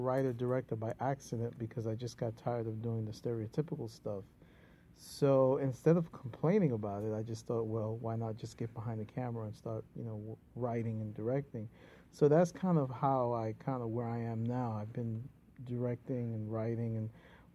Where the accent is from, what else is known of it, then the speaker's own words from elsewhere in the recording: New York City, New York, United States; I was born and raised in East Harlem, El Barrio.